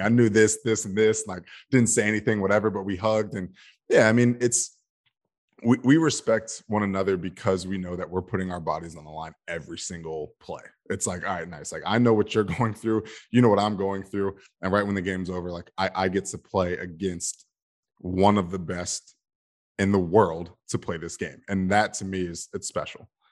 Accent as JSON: {"language": "English", "region": "Georgia", "country": "United States", "tie": "born or raised there", "said": "born and raised in Georgia"}